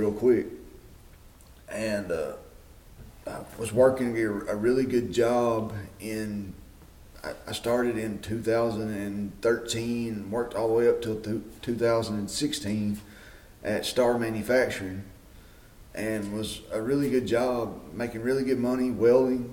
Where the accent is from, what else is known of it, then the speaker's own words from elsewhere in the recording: Smithfield, Tennessee, United States; I am originally from Smithfield, Tennessee. I was born and raised here on a farm